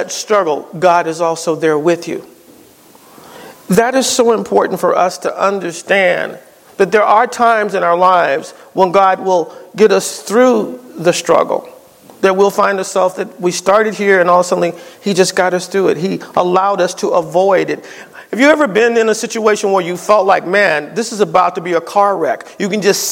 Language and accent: English; East Coast, United States; moved away; I'm from the East Coast